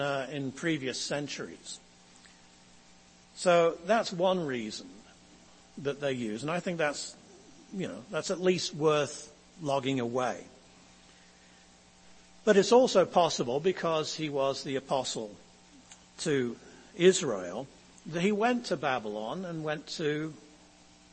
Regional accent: England, United Kingdom; As an Englishman

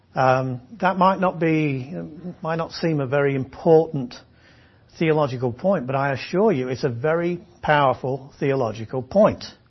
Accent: England, United Kingdom; I'm an Englishman

